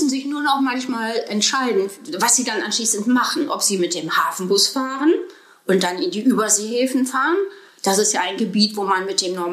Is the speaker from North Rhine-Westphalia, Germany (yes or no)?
yes; North Rhine-Westphalia, Germany; born there; Nein, ich bin keine Bremerhavenerin sondern ich bin im Ruhrgebiet geboren.